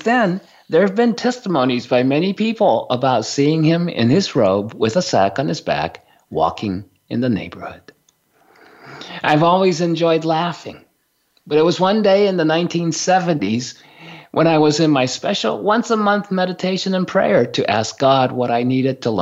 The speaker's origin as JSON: {"language": "English", "country": "Japan", "tie": "born or raised there", "said": "growing up in Japan"}